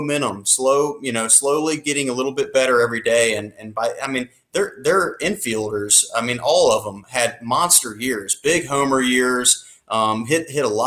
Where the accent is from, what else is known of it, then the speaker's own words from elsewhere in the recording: Atlanta, Georgia, United States; a kind of a closet Braves fan growing up in Atlanta